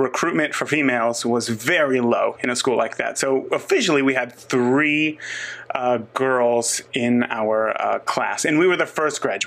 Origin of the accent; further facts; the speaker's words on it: Northern California, United States; now in Indiana, United States; I grew up in Northern California